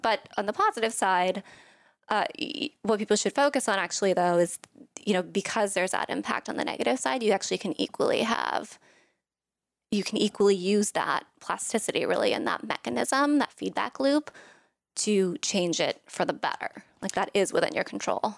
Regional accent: Thailand; moved away; I'm from Thailand, um, and my family was there.

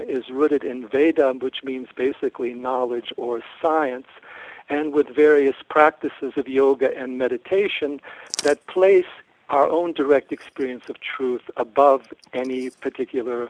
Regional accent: United States; as an American, young American

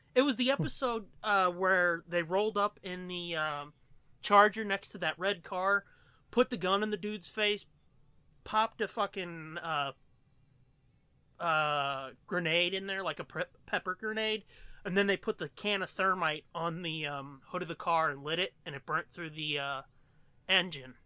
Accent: United States; I'm American

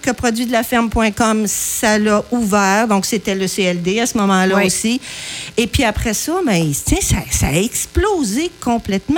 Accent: Saint-Pierre-de-la-Rivière-du-Sud, Quebec, Canada; moved away; De Saint-Pierre-de-la-Rivière-du-Sud, près du fleuve. C'est dans le coin, le comté de Montmagny. Je suis née sur une ferme laitière

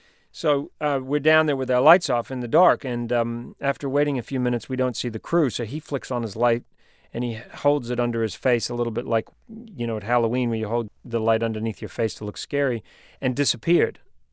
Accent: New Zealand; accent: New Zealand; I'm a New Zealander. My accent has changed a little bit, but I've spent my life living around the world, and so my accent is pretty mixed up.

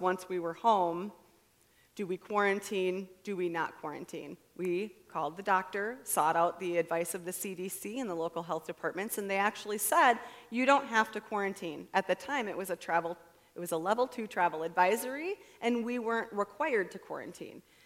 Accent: United States; I'm an American

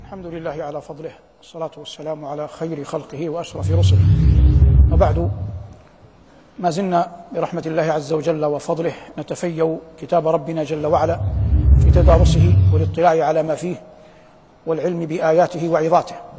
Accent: Saudi Arabia; بلادنا المملكة العربية السعودية

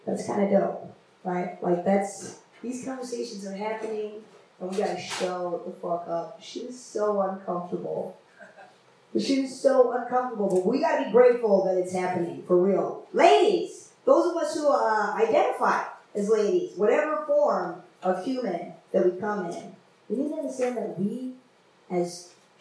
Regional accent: India; moved away; I come from India.

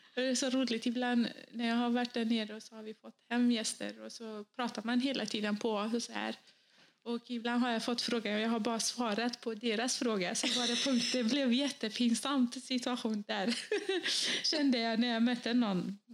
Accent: Bosnia & Herzegovina; now in Sweden; i mitt hemland, då, i födelseland Bosnien

